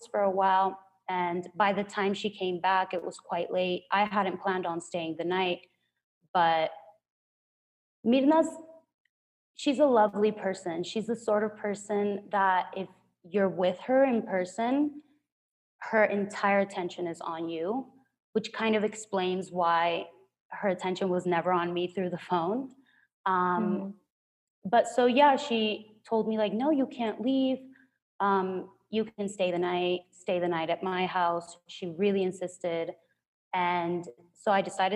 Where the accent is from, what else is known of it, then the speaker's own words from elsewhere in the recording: Culiacán, Sinaloa, Mexico; now in Mexico City, Mexico; my hometown, Culiacan